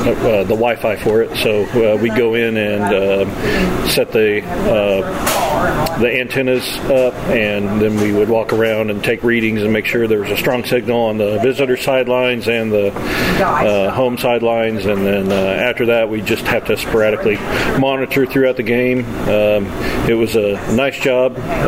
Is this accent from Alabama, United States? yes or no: no; Kansas, United States; I grew up in Kansas and in Stratford and then Springfield and small rural areas.